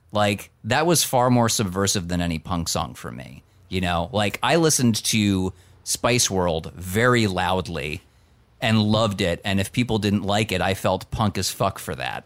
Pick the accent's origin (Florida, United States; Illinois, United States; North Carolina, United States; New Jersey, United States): New Jersey, United States; as somebody from the state of New Jersey